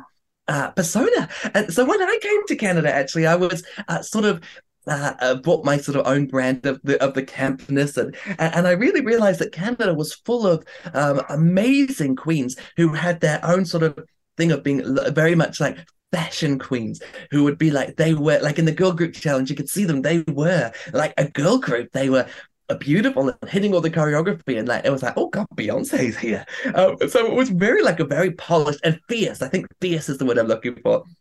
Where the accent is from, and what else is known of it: New Zealand; also born or lived in Vancouver